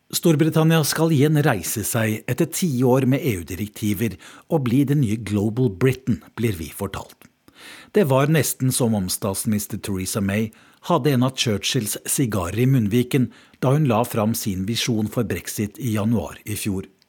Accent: Norway; moved away as an adult; now in London, United Kingdom; jeg er fra Norge

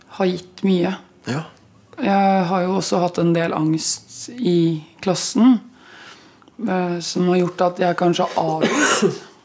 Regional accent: Østfold, Norway; accent: Østfold dialect; Jeg merker at uh, den Østfold-dialekta sitter ganske hardt inne

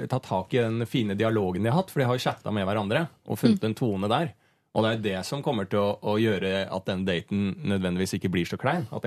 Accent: Bærumsverk, Akershus, Norway; Ja, men jeg er fra Bærumsverk, det er en sånn bygde

